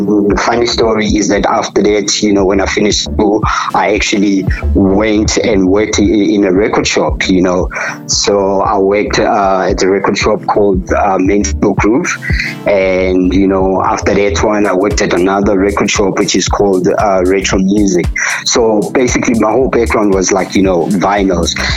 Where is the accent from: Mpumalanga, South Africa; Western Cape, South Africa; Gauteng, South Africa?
Gauteng, South Africa; Katlehong; I was born in the East Rand in Katlehong, township called Katlehong